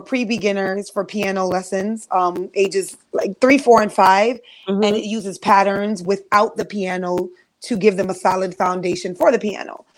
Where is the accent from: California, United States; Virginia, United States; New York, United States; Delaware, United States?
New York, United States; I'm from New York